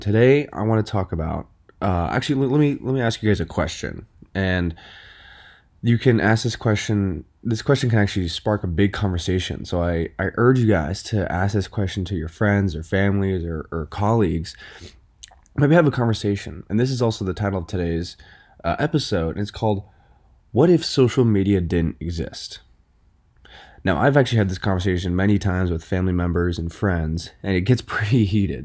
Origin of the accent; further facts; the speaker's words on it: Westport, Connecticut, United States; also born or lived in New York City; I moved to Westport, 'cause I used to live in New York City. I lived in New York City for about eight years